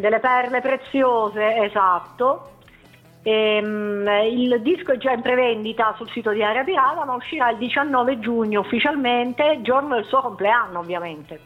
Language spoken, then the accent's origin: Italian; Teramo, Abruzzo, Italy; Io e Cristina veniamo dall'Abruzzo. Sì. Precisamente da Teramo